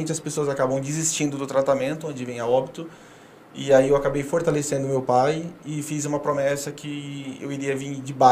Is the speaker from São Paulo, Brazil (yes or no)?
no; Clevelândia, Paraná, Brazil; also born or lived in Rio Grande do Sul; eu sou de, eu sou de Clevelândia, do Paraná, nasci ah. em tá. Clevelândia. É, morei no Rio Grande do Sul.